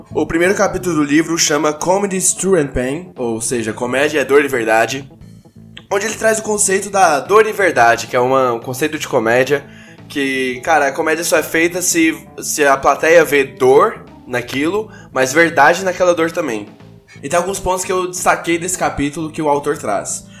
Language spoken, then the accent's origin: Portuguese; Goiânia, Goiás, Brazil; eu sou de Goiânia